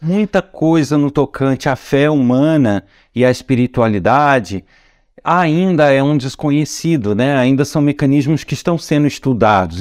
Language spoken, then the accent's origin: Portuguese; Nova Friburgo, Rio de Janeiro, Brazil; da terra onde eu nasci, de Nova Friburgo, estado do Rio de Janeiro